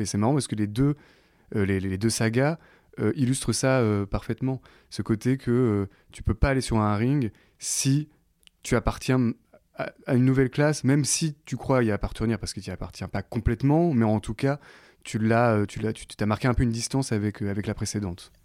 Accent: Caen, Normandy, France; autour de Caen, là où j'ai grandi

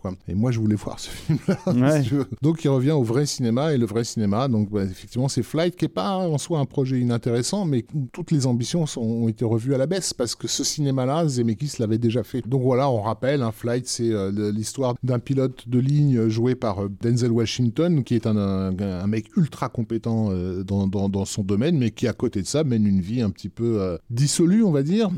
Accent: France; chez nous en France

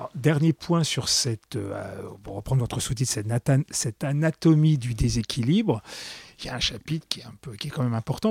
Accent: Paris, Île-de-France, France; quand on est parisien intramuros, ce qui est mon cas

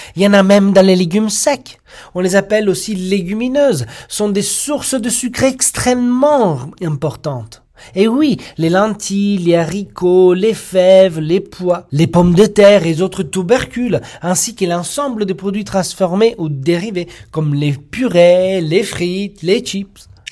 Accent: Italy; moved away; en tant qu'Italien

